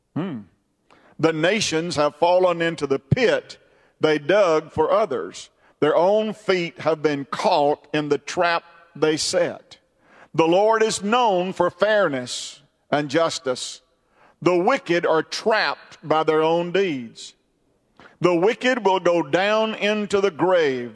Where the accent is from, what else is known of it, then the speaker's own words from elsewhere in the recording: United States; I am an American and I'm proud to be an American.